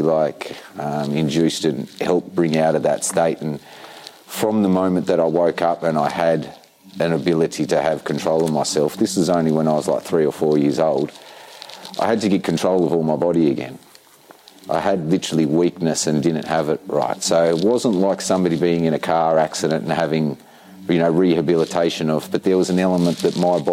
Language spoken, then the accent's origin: English; Tasmania, Australia; I'm a proud yorta yorta man born in Tasmania